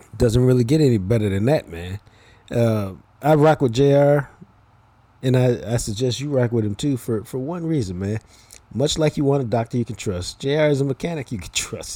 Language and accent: English; Dallas, Texas, United States; I'm from Dallas